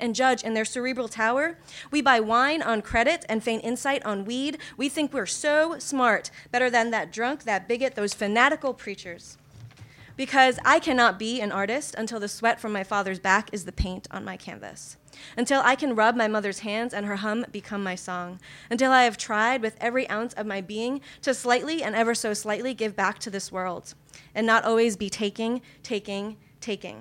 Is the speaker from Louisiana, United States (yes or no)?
no; New York, United States; moved away; also born or lived in Kyoto, Japan; I lived in Kyoto, Japan for a few years, but I'm originally from New York